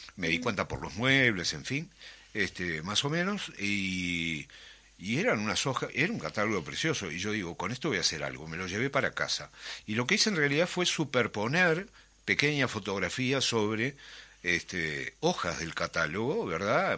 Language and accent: Spanish; Montevideo, Uruguay; moved away; yo soy del Prado y criado en el Prado, en Atahualpa y en el Prado toda la vida.